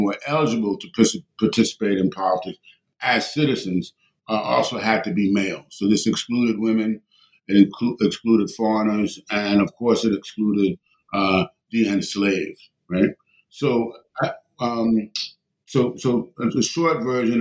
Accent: New York City, New York, United States; I grew up in New York City

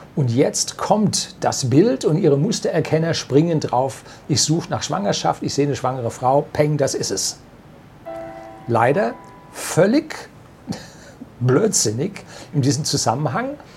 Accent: Germany; bei uns in Deutschland

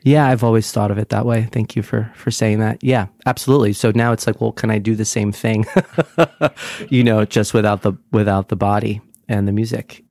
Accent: Brick, New Jersey, United States; also born or lived in Sunnyside, Queens, New York; now in New York, United States

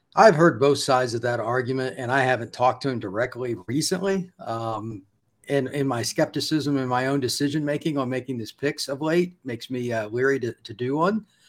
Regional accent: Indiana, United States; I grew up in Indiana

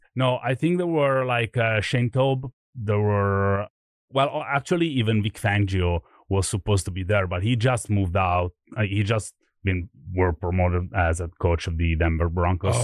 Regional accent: Milan, Lombardy, Italy; English is a second language; moved away as an adult; also born or lived in Chicago; I grew up in Milan

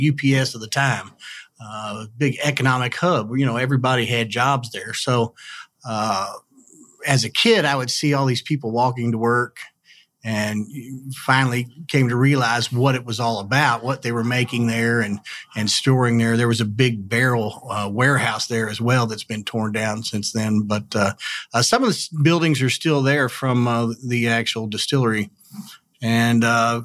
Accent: Louisville, Kentucky, United States; I grew up over in Crescent Hill, the Clifton area to be more precise, on Payne Street

